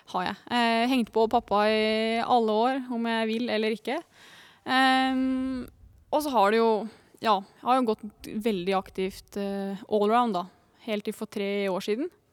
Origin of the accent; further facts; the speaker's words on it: Lillehammer, Innlandet, Norway; born or raised there